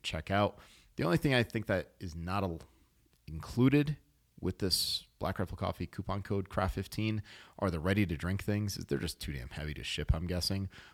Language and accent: English; New England, United States; I was born in New England